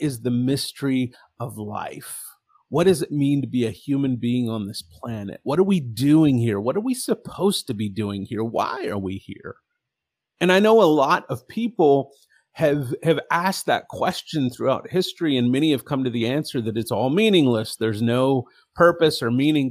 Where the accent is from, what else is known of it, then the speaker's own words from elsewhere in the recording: Texas, United States; my story begins in the great state of Texas, which is not acting so great lately. But when I was born in Texas